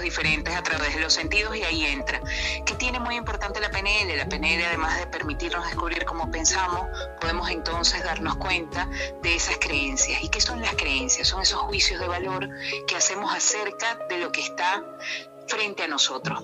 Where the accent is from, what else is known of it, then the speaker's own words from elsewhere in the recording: Venezuela; moved away as an adult; now in Gijón, Spain; voy a seguir siendo la venezolana que nació en Venezuela, que ama Venezuela